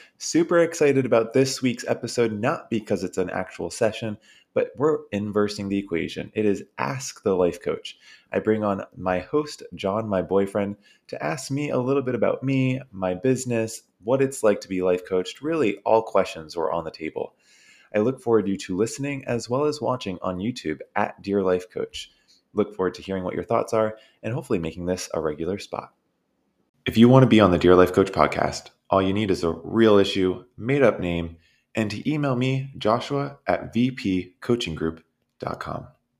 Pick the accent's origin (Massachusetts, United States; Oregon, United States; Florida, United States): Massachusetts, United States; I grew up in Massachusetts mainly. So went to school from kindergarten, preschool there, all the way to college, undergrad, and then moved out.